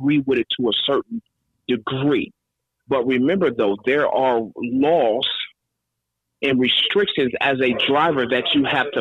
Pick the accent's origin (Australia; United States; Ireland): United States; Northeast Ohio; I'm back up in Northeast Ohio in my hometown